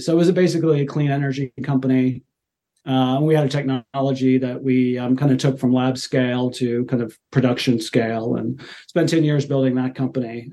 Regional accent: Cincinnati, Ohio, United States; moved away as an adult; also born or lived in Europe / China / Australia; now in Seattle, United States; I'm a native, I guess, of Cincinnati. Uh, so I grew, yeah, I grew up in Ohio, and kind of that's where I'm from.

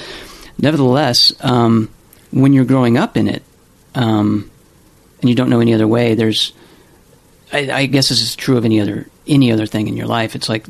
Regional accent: Louisiana, United States; I came away from my experience growing up in Louisiana and going to a Southern Baptist church with certain knee-jerk reactions to certain things

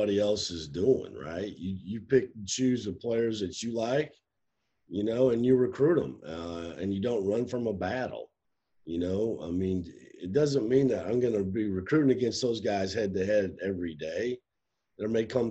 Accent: Iowa, United States; moved away; I'm from Iowa, but I'm kind of from the show me state

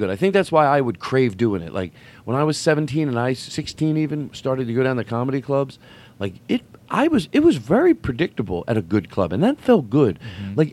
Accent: Philadelphia, Pennsylvania, United States; Anyway, I grew up in Philadelphia.

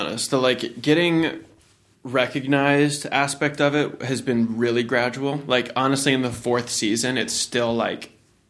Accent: Virginia Beach, Virginia, United States; That was my only like gateway to film and TV when I grew up in Norfolk, Virginia Beach, Virginia.

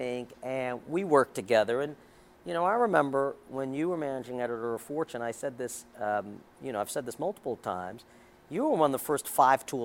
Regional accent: New York City, New York, United States; I grew up in Queens. I'm born and bred New Yorker

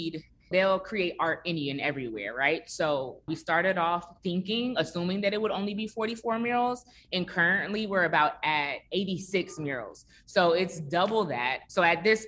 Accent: Chicago, Illinois, United States; now in Atlanta, United States; I am originally from Chicago, and I grew up very, very close to my neighbors in my neighborhood as well

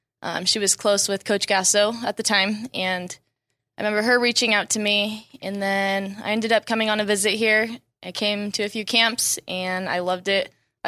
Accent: California, United States; moved away as an adult; now in Oklahoma, United States; growing up in California

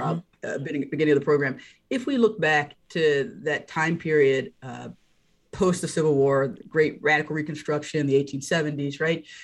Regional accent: North Carolina, United States; I grew up in North Carolina.

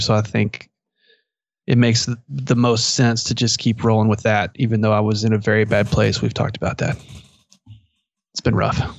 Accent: Merkel, Texas, United States; I'm from Merkle

